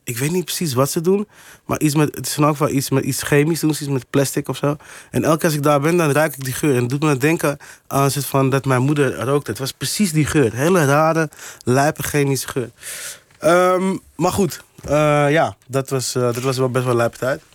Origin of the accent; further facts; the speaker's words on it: Amsterdam, North Holland, Netherlands; toen ik opgroeide in Amsterdam-Oost